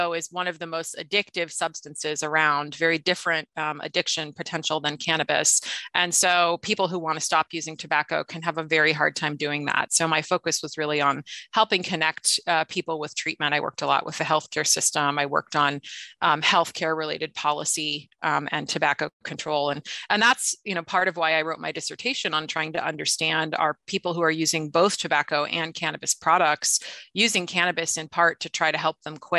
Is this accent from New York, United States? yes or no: no; Washington, United States; my home state of Washington